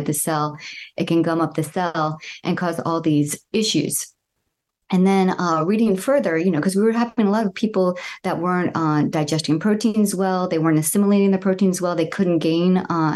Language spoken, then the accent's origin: English; Southwest Florida, United States; I grew up in Southwest Florida near the Everglades